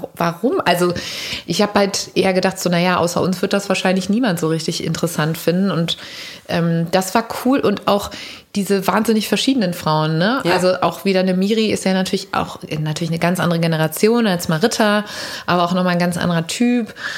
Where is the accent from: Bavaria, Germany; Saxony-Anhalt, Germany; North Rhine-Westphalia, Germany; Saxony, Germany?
North Rhine-Westphalia, Germany; Cologne; wir sind dann immer von der Ursulinenschule am Dom, Mädchenschule, abgehauen aus dem Unterricht